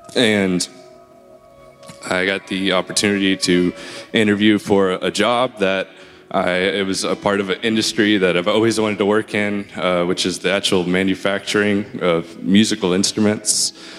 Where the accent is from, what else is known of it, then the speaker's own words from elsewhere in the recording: Memphis, Tennessee, United States; I came here from Memphis about 5 years ago to attend MTSU, and I studied music there, and after graduating, I stayed here and started working in music